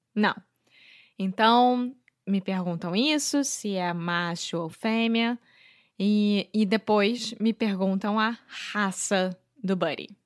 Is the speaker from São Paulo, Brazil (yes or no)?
no; Rio de Janeiro, Brazil; brasileira, sou nasci no Rio de Janeiro, sou carioca